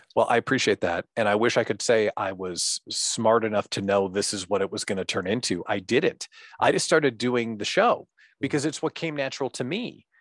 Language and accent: English; central Illinois, United States; moved away as an adult; now in Wisconsin, United States; grew up living in central Illinois